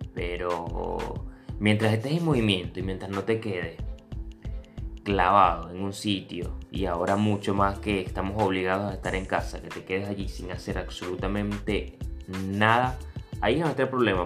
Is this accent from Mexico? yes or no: no; Venezuela; moved away as an adult; yo me vine de Venezuela hace 5 años